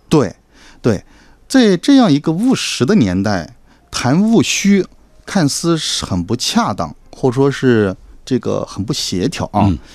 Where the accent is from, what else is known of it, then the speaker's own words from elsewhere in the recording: Yinchuan, Ningxia, China; moved away; also born or lived in Sichuan / Beijing; 它的原型呢，就是我的老家银川